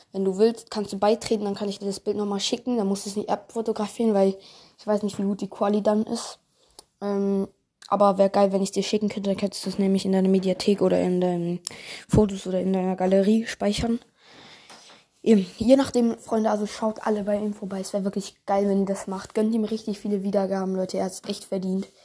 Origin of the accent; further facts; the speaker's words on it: Bern, Switzerland; Und äh, ich komme aus der Schweiz, also Kanton Bern.